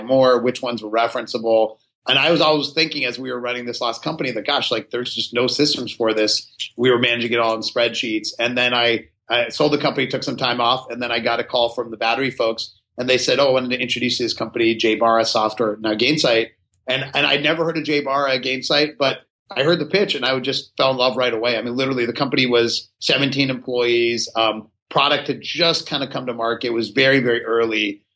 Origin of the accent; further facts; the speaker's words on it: Pittsburgh, Pennsylvania, United States; I grew up in Pittsburgh, Pennsylvania